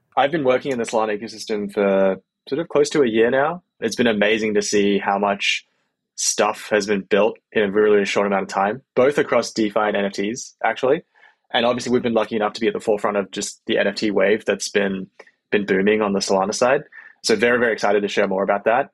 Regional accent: Australia; moved away as an adult; also born or lived in Bay Area, United States; now in United States; I'm from Australia originally, uh, moved to the US about eight years ago.

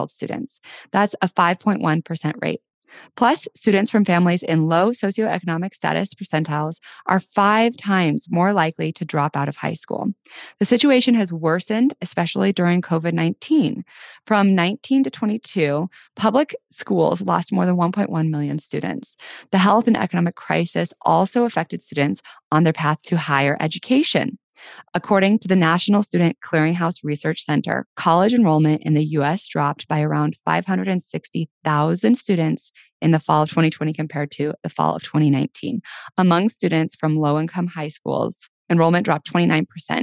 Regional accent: Denver, Colorado, United States; my hometown, Denver

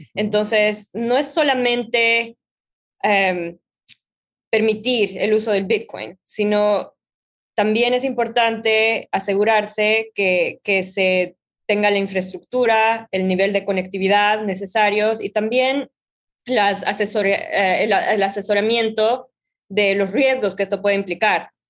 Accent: Bolivia; now in New York, United States; Yo soy de Bolivia, trabajo en Nueva York

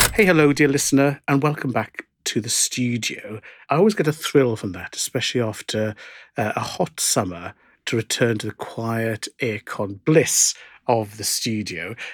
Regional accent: South Wales, United Kingdom; growing up in South Wales where we'd go to Cardiff

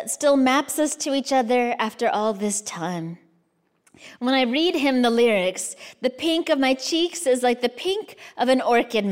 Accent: United States; also born or lived in Kansas / Arizona; I was born in the States, grew up in the States

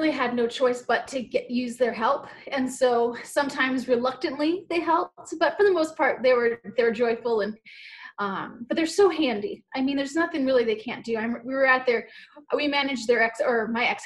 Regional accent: Hawaii, United States; moved away as an adult; I'm from Hawaii

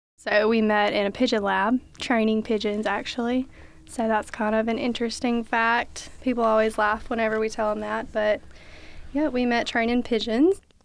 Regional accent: Alexandria, Alabama, United States; I'm from Alexandria, Alabama

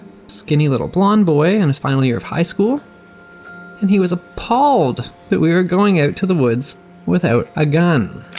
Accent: New Brunswick, Canada; also born or lived in Newfoundland; As a Maritimer, I thought I understood how bad flies were. I was from New Brunswick, and we know black flies, we know mosquitoes, we know those big deer flies that take big chunks out of you. I've also spent a decent portion of my life in rural Newfoundland

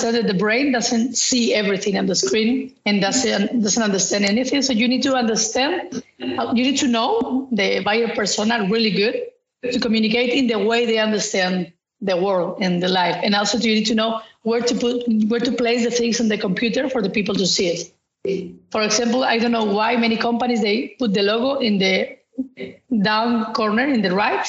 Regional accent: Spain; now in Netherlands; I'm from Spain, but actually I'm living in the Netherlands

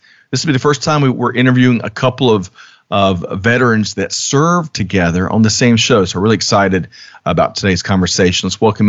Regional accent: South Carolina, United States; I grew up in South Carolina.

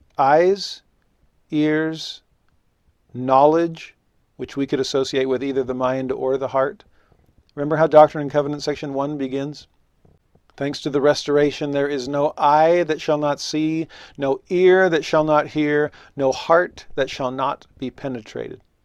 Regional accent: Los Angeles, California, United States; moved away as an adult; also born or lived in Tennessee; now in Utah, United States; growing up in Los Angeles, I was a religious minority.

